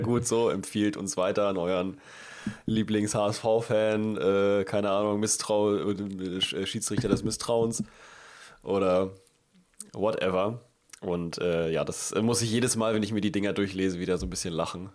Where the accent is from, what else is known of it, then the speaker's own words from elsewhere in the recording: Northern Germany, Germany; bei uns im Norden gibt es keinen Karneval oder Fasching